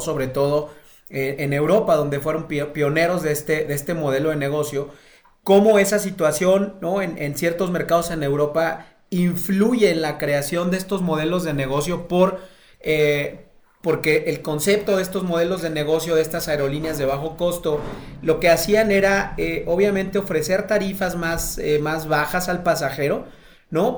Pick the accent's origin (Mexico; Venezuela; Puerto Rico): Mexico